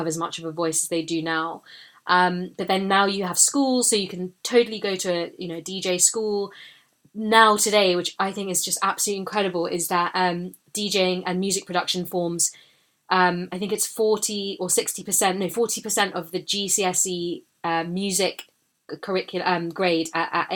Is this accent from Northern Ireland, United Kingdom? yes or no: no; London, United Kingdom; I was born in London, I grew up here